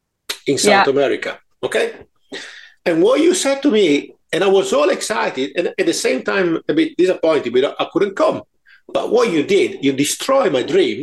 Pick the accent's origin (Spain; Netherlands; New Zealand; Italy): Italy; accent: Italian; moved away as an adult; now in United Kingdom; I was born in Italy 53 years ago. And then I moved to this country